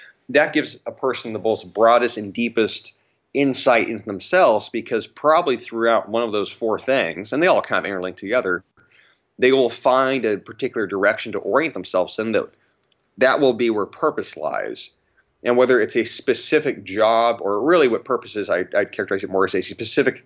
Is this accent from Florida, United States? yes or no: no; Riverside County, California, United States; I grew up in Riverside County in California, which was one of the hardest hit county in the country.